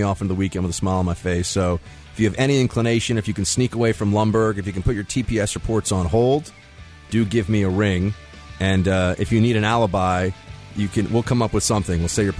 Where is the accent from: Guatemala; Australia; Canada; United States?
United States; New York; I'm from New York.